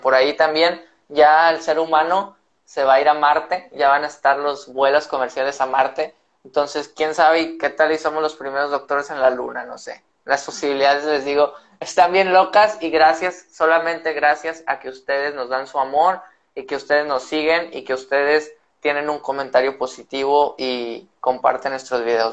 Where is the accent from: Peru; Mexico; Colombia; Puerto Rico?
Mexico; northern Mexico; somos norteños